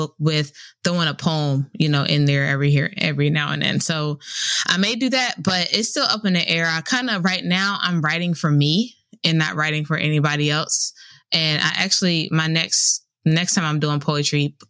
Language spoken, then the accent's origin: English; Camden, New Jersey, United States; moved away as an adult; also born or lived in Raleigh, North Carolina; I am originally from Camden, New Jersey.